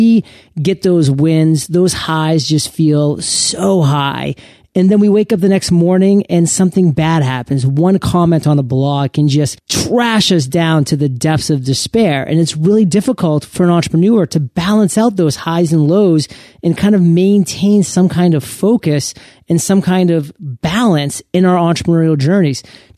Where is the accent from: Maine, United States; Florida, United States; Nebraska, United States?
Maine, United States; Portland; Agents of Change in my home state of Portland, Maine